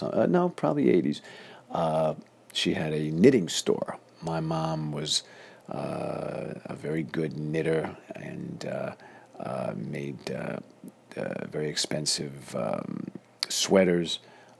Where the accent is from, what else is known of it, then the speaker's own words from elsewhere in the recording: New York City, New York, United States; now in North Hollywood, United States; I am born and raised in Flushing, Queens, New York.